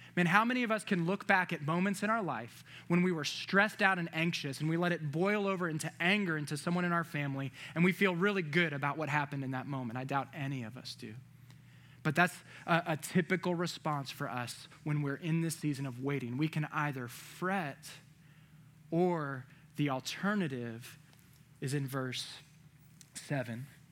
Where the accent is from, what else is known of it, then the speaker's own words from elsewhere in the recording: Virginia, United States; moved away; I'm from Virginia